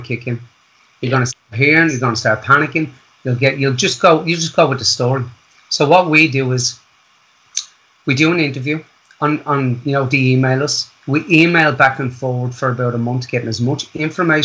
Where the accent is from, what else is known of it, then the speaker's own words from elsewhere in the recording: Wicklow, County Wicklow, Ireland; moved away as an adult; I was raised in Wicklow Town